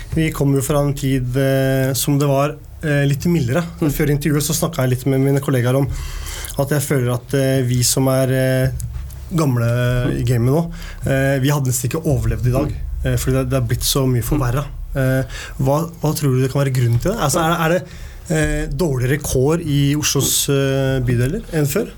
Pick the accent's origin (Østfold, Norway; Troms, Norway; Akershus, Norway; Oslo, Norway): Oslo, Norway; jeg vokste opp på Tveita